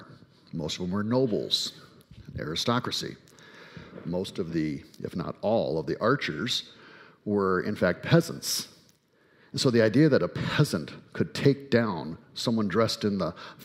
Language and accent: English; United States; I am, in fact, an American